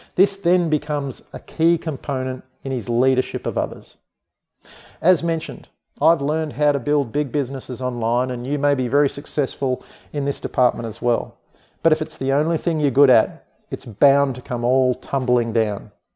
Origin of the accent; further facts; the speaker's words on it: Australia; I'm an Australian. I live on the amazing sunshine coast of Australia